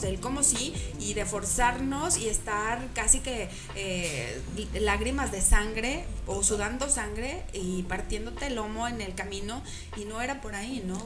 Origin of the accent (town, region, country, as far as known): San Luis Potosí, Mexico